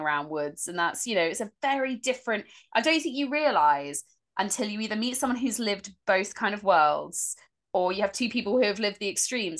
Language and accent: English; Dorset, South West England, United Kingdom; I grew up in Dorset